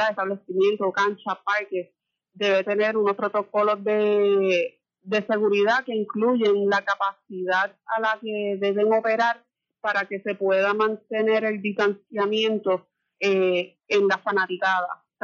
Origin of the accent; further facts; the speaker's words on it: Morovis, Puerto Rico; yo soy de Morovi